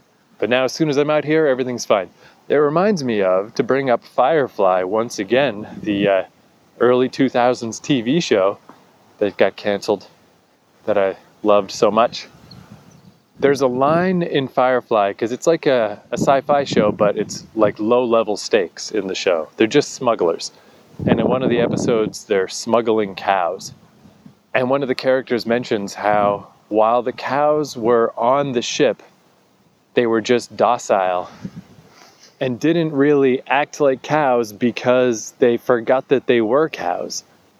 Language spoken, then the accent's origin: English; New Brunswick, Canada; I'm still in Odell Park in my hometown.